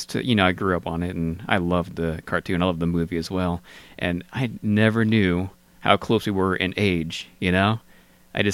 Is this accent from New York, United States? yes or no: yes; New York, United States; accent: New York; So I had a New York accent. So regardless where I go, I just don't fit in with my accent, I guess.